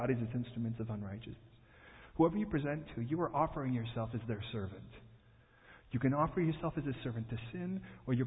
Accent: Chicago, Illinois, United States; Born and raised in Chicago

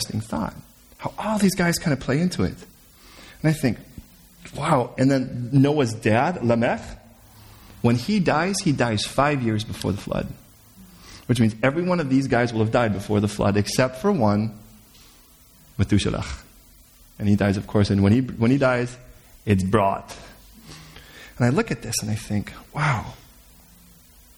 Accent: Chicago, Illinois, United States; I'm from Chicago

